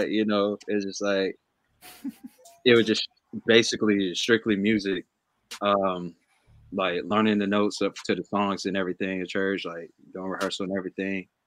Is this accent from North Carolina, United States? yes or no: yes; Charlotte, North Carolina, United States; moved away as an adult; now in Boston, United States; I'm from Charlotte, North Carolina. Basically, grew up here. Uh, grew up there, and as soon as I graduated high school, I moved up to Boston.